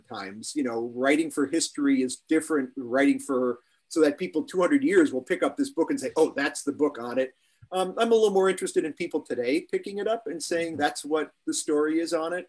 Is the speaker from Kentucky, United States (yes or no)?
no; Chicago, Illinois, United States; moved away as an adult; also born or lived in Manhattan, New York; now in New York, United States; I grew up in Chicago um, in a neighborhood where everybody spoke Polish